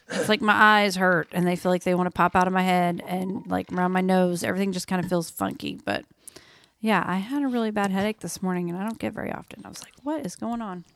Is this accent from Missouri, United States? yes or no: no; Oklahoma, United States; moved away; I grew up in Oklahoma, flat ground, you know, farmland